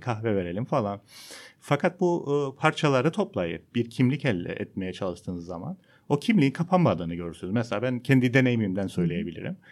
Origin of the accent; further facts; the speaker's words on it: Cyprus; ben Kıbrıslıyım